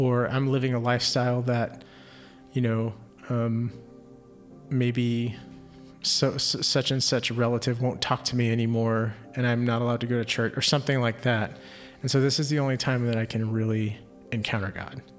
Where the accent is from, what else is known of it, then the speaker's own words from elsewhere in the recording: Houston, Texas, United States; I grew up in Houston, so or Houston area